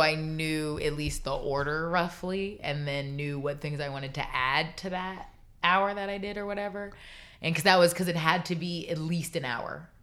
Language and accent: English; Florida, United States; growing up in Florida